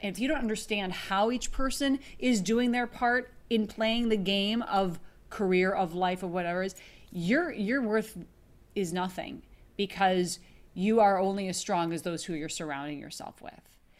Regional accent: Minneapolis, Minnesota, United States; now in Los Angeles, United States; I live in Los Angeles now, but I grew up in Minneapolis

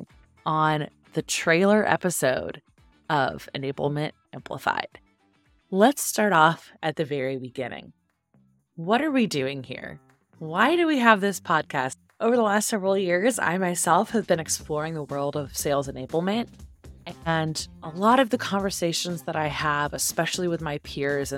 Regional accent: Silicon Valley, California, United States; moved away as an adult; also born or lived in Atlanta, Georgia; I grew up in Silicon Valley

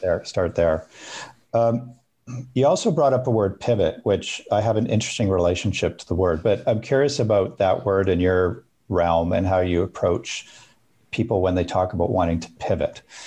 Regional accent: Alberta, Canada; I grew up in Alberta

